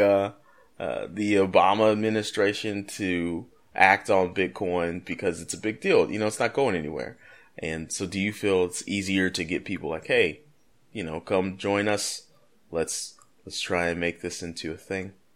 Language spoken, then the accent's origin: English; United States